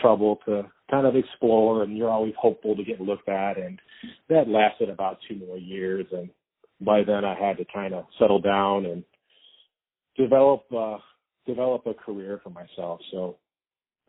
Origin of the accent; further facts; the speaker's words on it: Ohio, United States; I grew up in Ohio